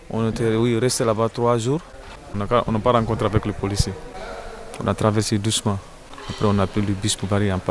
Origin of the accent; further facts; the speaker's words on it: Sierra Leone; now in Rennes, France; Je viens de Sierra Leone. Je suis, je suis là depuis l'année dernière.